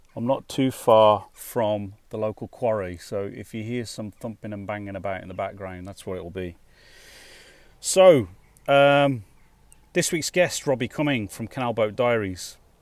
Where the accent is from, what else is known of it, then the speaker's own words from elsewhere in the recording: West Midlands, United Kingdom; I grew up in the West Midlands in, in the UK